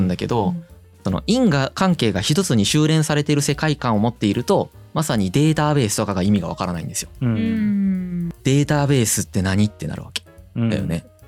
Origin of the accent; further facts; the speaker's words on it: Izumo, Shimane, Japan; 出雲市に生まれ、たまたまこういう家庭環境に置かれ